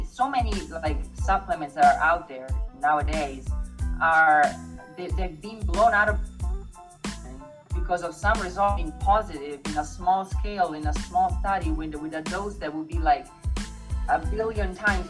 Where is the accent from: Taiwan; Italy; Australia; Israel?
Italy; born or raised there; moved away as an adult; now in United States